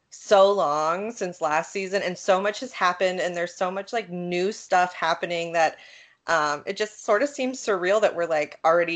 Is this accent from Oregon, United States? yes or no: no; 15 minutes from Ohio State, United States; I have to go to Ohio State, which was only 15 minutes away from my hometown anyway.